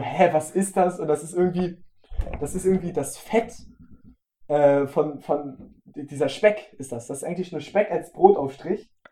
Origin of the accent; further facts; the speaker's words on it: the North, Northern Germany, Germany; wir kommen halt aus dem Norden